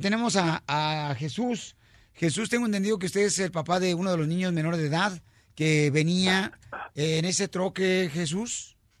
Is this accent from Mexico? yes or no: yes; Guasave, Sinaloa, Mexico; yo como mujer que soy de de Guasave, de Tierra Caliente